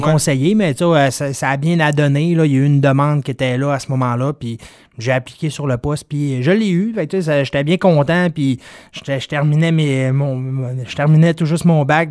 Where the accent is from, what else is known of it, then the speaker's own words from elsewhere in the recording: Dolbeau-Mistassini, Quebec, Canada; Je viens de Dolbeau-Mistassini